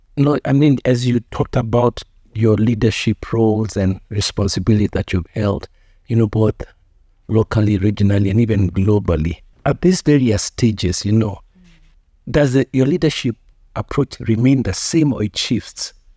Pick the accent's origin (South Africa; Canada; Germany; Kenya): Kenya; as a Kenyan citizen